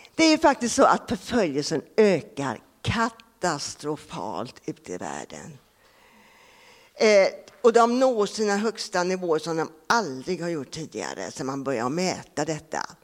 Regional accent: Sweden; also born or lived in Japan / Laos; jag kommer från Grobo

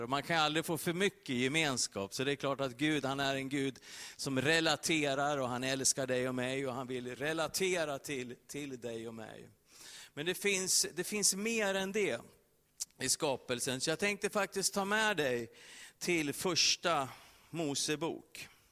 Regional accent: Sweden; Vi som är svenskar

